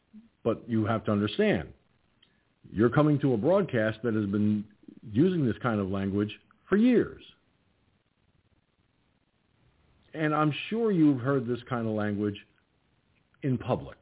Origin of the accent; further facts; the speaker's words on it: United States; I'm in America. I'm an American.